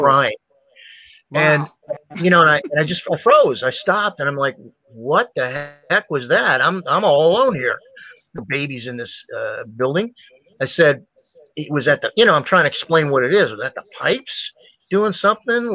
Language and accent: English; Ohio, United States; I grew up in Ohio